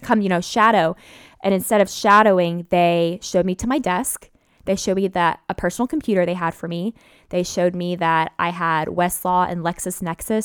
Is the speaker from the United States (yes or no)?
yes; Memphis, Tennessee, United States; moved away; I'm from Memphis